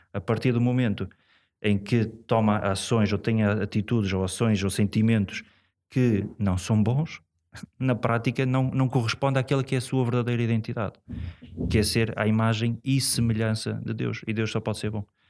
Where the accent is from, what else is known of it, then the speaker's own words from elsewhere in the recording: Portugal; sou, sou da cidade, sou daqui, de São Lázaro, portanto, sou aqui mesmo do, do, do centro.